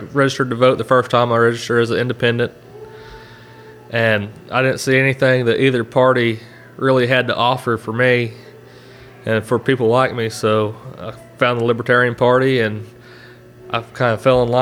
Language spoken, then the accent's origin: English; Oklahoma, United States; I'm from Oklahoma